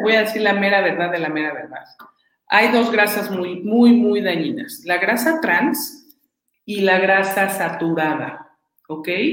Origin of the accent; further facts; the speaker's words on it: Mexico; como mexicanos